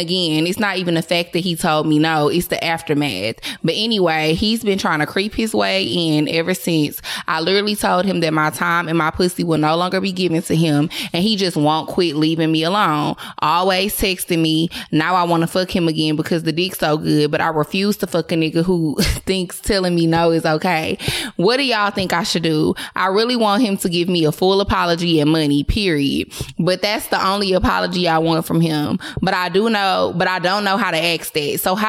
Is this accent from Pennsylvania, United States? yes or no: yes; Philadelphia, Pennsylvania, United States; now in Charlotte, United States; I live in Charlotte now, but I'm from Philly, so I literally will fly to Philly for the dick.